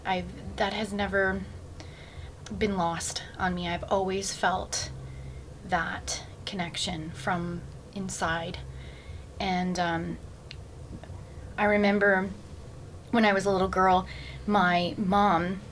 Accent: Brantford, Ontario, Canada; moved away as an adult; I come from uh, Brantford, Ontario, that's where I was born and raised

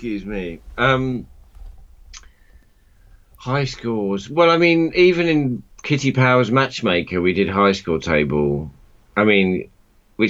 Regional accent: near Croydon, London, United Kingdom; when we grew up near Croydon

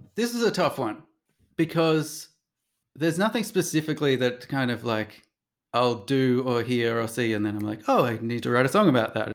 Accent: Sydney, New South Wales, Australia; now in New York, United States; I come from Sydney

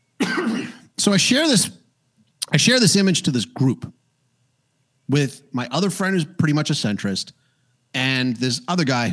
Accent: Canada; I'm from Canada

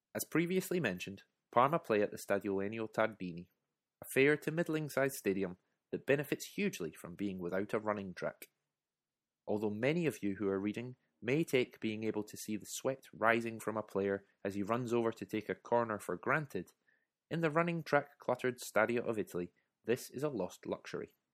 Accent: United Kingdom; my being British

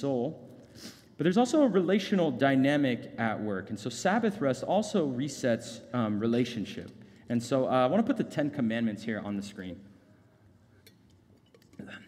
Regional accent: Phoenix, Arizona, United States; I grew up in North Phoenix

